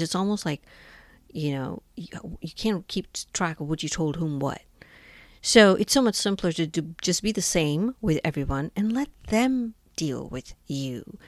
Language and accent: English; India; moved away as an adult; now in United States; I was born and brought up in India and moved to the United States when I was twenty years old